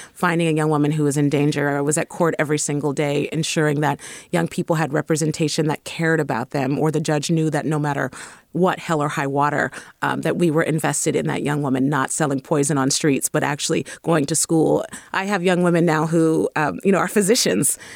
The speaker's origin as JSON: {"language": "English", "town": "San Francisco", "region": "California", "country": "United States", "tie": "born or raised there", "said": "I was raised in the Fillmore. And definitely a deep child of the Bay Area."}